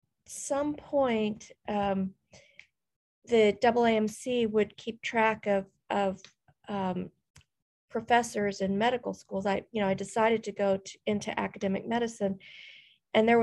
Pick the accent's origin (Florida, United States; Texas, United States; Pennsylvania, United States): Texas, United States; South; I grew up in South Texas at the border, the Texas-Mexico border